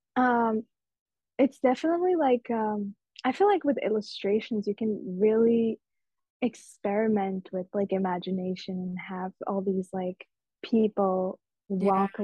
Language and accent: English; Mumbai, Maharashtra, India; moved away; these festivals and cultures I grew up around in Mumbai